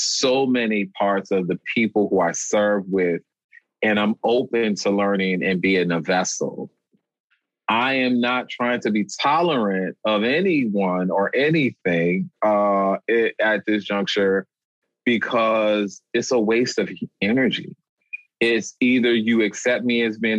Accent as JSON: {"language": "English", "town": "New Orleans", "region": "Louisiana", "country": "United States", "moved": "yes", "lives_now": "Boston, United States", "said": "I'm from New Orleans, Louisiana"}